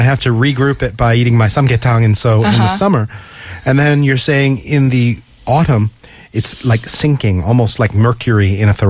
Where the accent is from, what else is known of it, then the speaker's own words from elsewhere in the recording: New England, United States; moved away; I come from New England where basically summer falls off a cliff and you suddenly get these dark days and these gray skies.